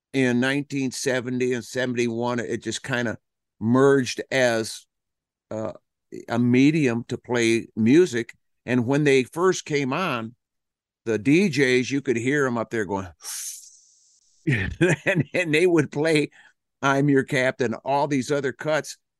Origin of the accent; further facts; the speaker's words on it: Flint, Michigan, United States; also born or lived in Detroit; That's what we were raised on in Detroit and in Flint, Michigan